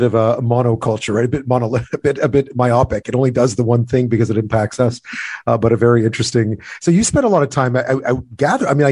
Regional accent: Quebec, Canada; moved away; growing up in Quebec

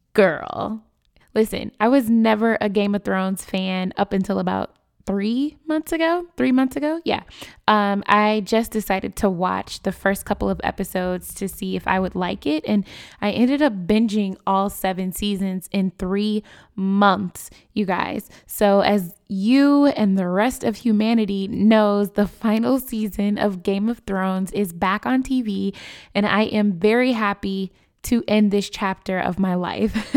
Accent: Chicago, Illinois, United States; My hometown, Chicago

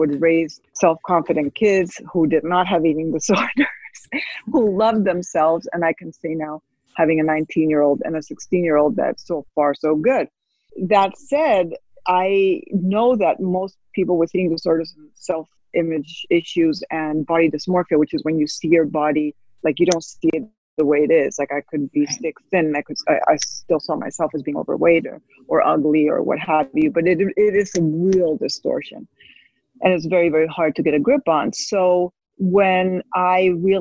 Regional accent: Spain; I was raised in Spain

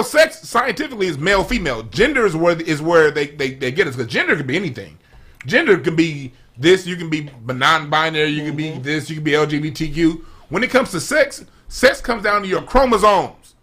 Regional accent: Los Angeles, California, United States; I grew up in South Central

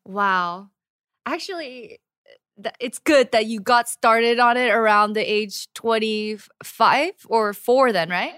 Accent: United States; moved away as an adult; now in Korea; as an American

